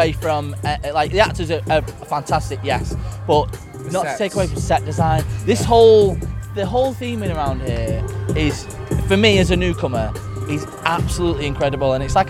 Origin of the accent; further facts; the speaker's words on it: Manchester, North West England, United Kingdom; We're from the UK. We're from Manchester as well